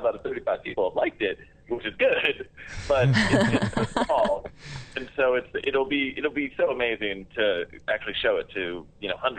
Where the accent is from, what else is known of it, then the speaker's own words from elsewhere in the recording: Canada; we're from Canada